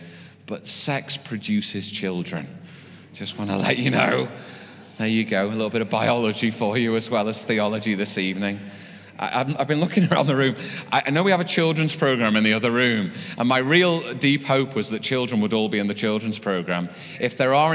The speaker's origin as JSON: {"language": "English", "country": "United Kingdom", "said": "we're British"}